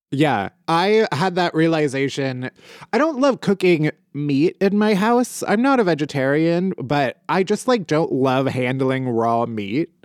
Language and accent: English; Midwest, United States; I was raised very Midwestern